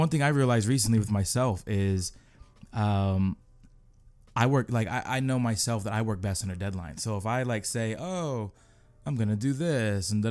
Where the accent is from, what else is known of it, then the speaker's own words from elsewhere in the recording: Seattle, Washington, United States; moved away as an adult; now in Los Angeles, United States; I'm from Seattle originally, born and raised